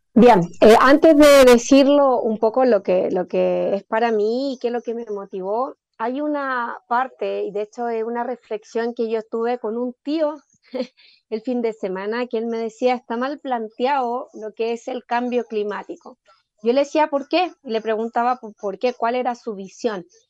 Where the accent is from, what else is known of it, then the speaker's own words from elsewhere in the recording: Chile; como chilenos